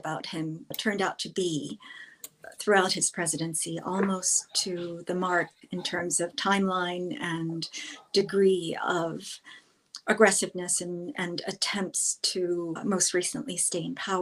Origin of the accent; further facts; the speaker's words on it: New York City, New York, United States; I grew up in New York City when it was quite violent